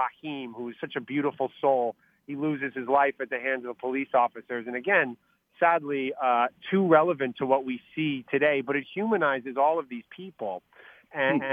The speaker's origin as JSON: {"language": "English", "region": "New York", "country": "United States", "said": "as a New Yorker"}